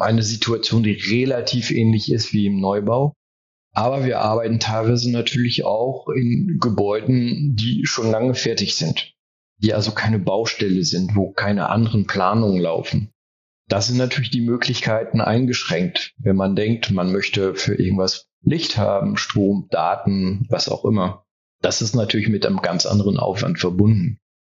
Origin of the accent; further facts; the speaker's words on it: France; first language German and French (bilingual); moved away as an adult; now in Germany; Ich bin in Frankreich groß geworden und ich bin im zweisprachigen Kontext aufgewachsen